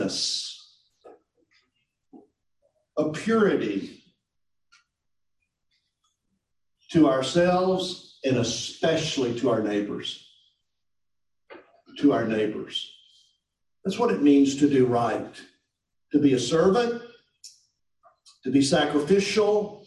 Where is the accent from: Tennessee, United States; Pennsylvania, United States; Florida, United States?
Tennessee, United States; moved away as an adult; also born or lived in Mississippi; I grew up in Tennessee.